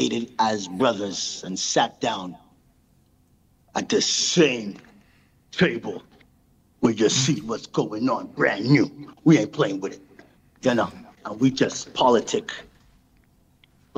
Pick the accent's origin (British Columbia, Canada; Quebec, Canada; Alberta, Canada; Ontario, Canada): Quebec, Canada; Montreal; also born or lived in Brampton; now in Laval, Canada; I'm from Park X